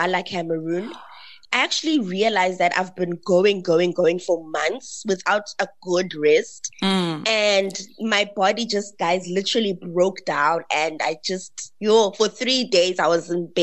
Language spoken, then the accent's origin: English; Ekonga, Eastern Cape, South Africa; accent: South African; moved away; also born or lived in Pretoria, South Africa; I'm from Ekonga in the Eastern Cape